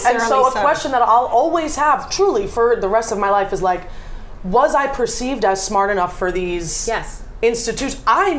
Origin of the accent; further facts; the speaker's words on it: New Jersey, United States; I'm from Jersey.